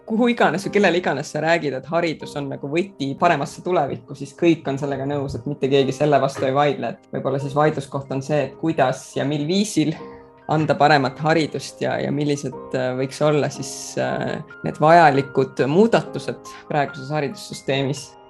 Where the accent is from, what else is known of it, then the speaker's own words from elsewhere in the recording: Rapla, Rapla County, Estonia; also born or lived in Hagudi, Estonia / Palo Alto, United States / Singapore / London, United Kingdom; meil oli, oli selles mõttes väga tore seal Raplas kasvada. ja tegelikult ma kolisin ära Raplast juba üheteistaastaselt